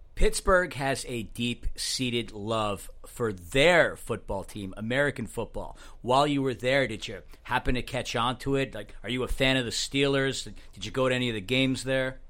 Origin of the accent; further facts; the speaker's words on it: Germany; I'm from Germany